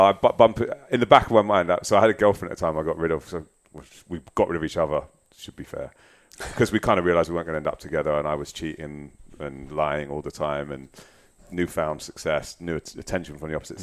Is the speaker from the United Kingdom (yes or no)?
yes; London, United Kingdom; moved away as an adult; also born or lived in Wandsworth; now in Australia; I grew up in Hammersmith and Fulham, and I went to school in Wandsworth